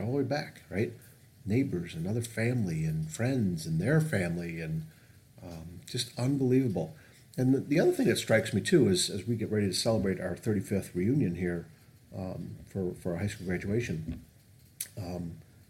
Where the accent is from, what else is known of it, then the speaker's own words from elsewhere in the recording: Northville, Michigan, United States; It's Northville where I grew up